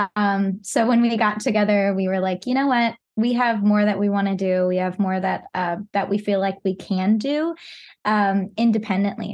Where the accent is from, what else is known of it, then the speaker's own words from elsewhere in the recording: Pacific Northwest, United States; I was born and raised in the Pacific Northwest